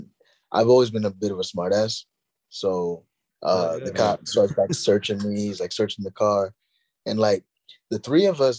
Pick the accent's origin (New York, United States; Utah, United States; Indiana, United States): New York, United States; New York City; I'm from Queens